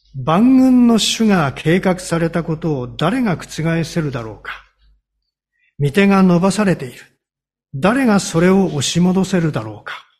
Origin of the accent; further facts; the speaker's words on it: Hokkaido, Japan; moved away; also born or lived in Honshu; 私は北海道の生まれですんでね、吹雪は、あの、しょっちゅう経験してるんですけれども、こちらに来て、こちらというか本州に移ってからですね